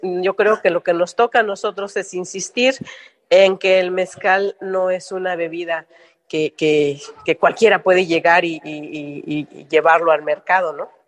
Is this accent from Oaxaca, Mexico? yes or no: yes; Oaxaca, Mexico; ser oaxaqueña mexicana